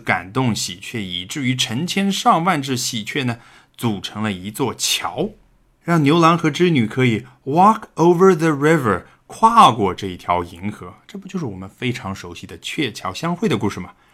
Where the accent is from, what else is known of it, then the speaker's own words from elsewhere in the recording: China; 我们中国人古代看的是农历